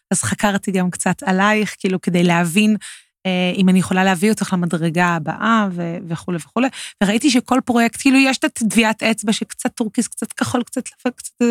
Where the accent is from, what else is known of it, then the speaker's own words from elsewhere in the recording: Tel Aviv, Tel Aviv District, Israel; בגלל שאני תל אביבית, גדלתי באזור הבימה.